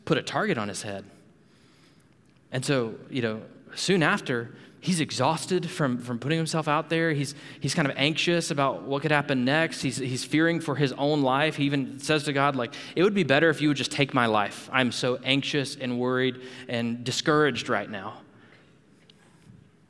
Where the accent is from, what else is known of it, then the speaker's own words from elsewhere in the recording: Panama City, Florida, United States; moved away as an adult; also born or lived in Louisville, Kentucky; Abby and I, we grew up in Panama City, Florida.